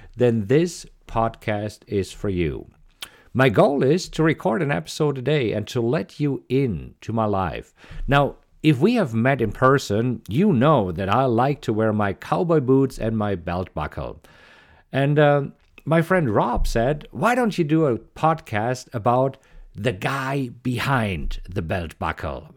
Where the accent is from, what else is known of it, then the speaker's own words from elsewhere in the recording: Germany; English is a second language; moved away as an adult; also born or lived in Munich, Germany; now in Austin, United States; you might recognize an accent, and yes, I am originally from Germany.